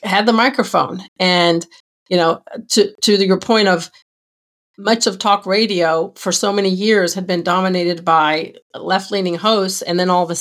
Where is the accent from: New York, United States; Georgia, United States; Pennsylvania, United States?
Georgia, United States; I grew up in Georgia, and Zell Miller was the governor when I was a kid